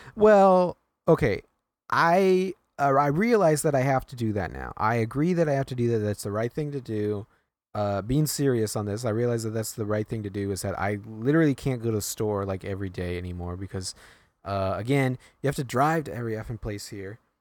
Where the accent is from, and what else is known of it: New York, United States